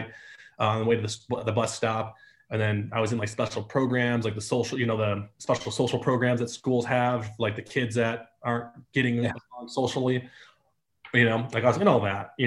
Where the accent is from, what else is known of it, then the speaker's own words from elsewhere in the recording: Detroit, Michigan, United States; moved away as an adult; I grew up in Metro Detroit